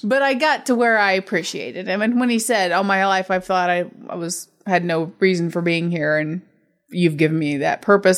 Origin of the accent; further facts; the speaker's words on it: United States; I'm American